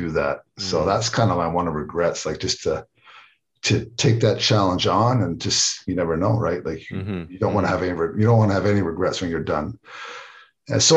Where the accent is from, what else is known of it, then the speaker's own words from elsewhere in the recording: Canada; moved away as an adult; also born or lived in United States; I'm Canadian